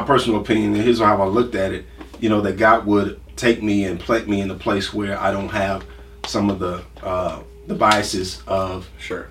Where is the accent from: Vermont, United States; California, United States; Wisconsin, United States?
Wisconsin, United States; Milwaukee; also born or lived in Franklinton, Louisiana; About two years old, moved to uh, Milwaukee.